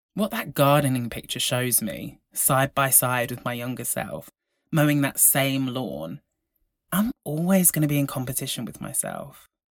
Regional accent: Devon, South West England, United Kingdom; I grew up in Devon.

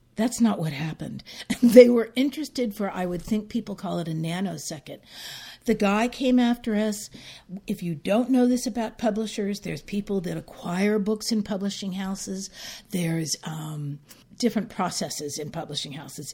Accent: San Francisco, California, United States; growing up in San Francisco

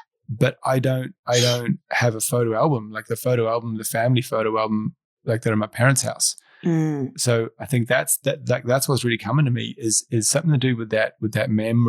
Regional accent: Ireland; the proof of that bit of paper proves that I can live in Ireland, for example, you know, that I'm an Irish person.

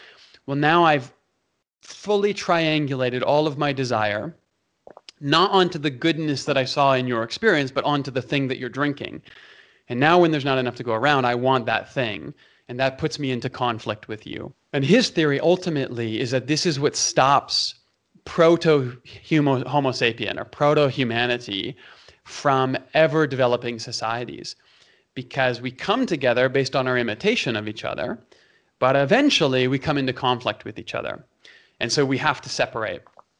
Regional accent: Toronto, Ontario, Canada; also born or lived in Calgary; in Canada, you have Leafs fans and you have Flames fans. I'm from Toronto and Calgary, right?

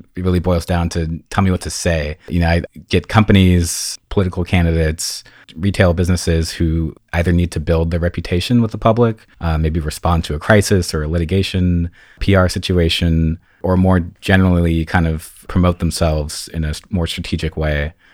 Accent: Fairfax, California, United States; moved away as an adult; now in Los Angeles, United States; I am a Marin County native. I was born and raised between the redwood trees and the creeks and blackberry bushes of Marin County

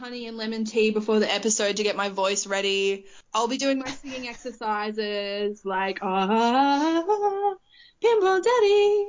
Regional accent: Australia; accent: bogan Aussie; I would like to be associated with T2 based on my accent, but the best I'm probably going to get is, like, I don't know, what's a bogan Aussie that you can relate me to?

